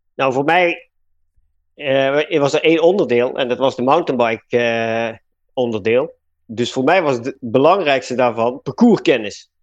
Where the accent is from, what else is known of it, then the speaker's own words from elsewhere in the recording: Limburg, Netherlands; accent: soft G; moved away as an adult; also born or lived in Utrecht; waar ik vandaan kom. En dat is Limburg. Dus daar heb je de zachte G al.